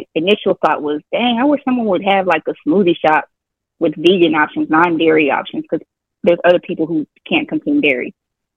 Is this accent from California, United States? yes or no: no; Colorado, United States; moved away as an adult; now in Texas, United States; I'm from Colorado, so I moved to Texas about 17 or so years ago, 16 years. So almost half of my life, I've been here in Texas.